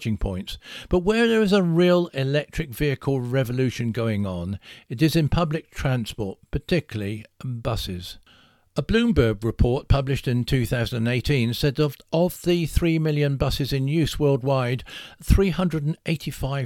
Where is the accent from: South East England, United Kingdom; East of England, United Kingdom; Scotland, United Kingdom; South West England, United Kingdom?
South West England, United Kingdom; Salisbury; my hometown of Salisbury